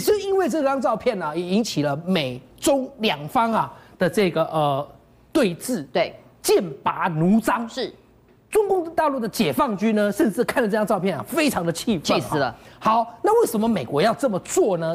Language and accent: Chinese; Taiwan; 我们台湾的东边